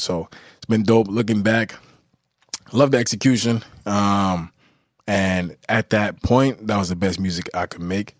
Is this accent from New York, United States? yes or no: yes; Newburgh, New York, United States; I'm from Newburgh